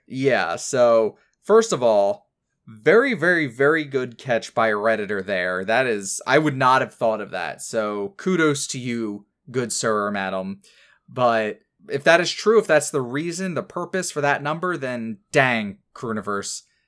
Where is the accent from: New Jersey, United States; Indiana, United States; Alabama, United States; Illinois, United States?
New Jersey, United States; I and Ken as well, uh, pretty much spent most of my life growing up in New Jersey